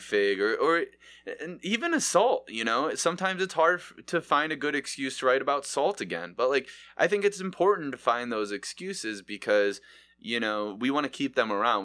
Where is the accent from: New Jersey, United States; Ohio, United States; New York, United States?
Ohio, United States; Mentor; I grew up in Manor. We had a Mallee's over there